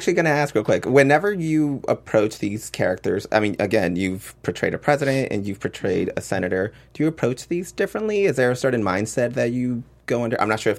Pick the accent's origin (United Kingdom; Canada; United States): United States; Texas; I'm from Texas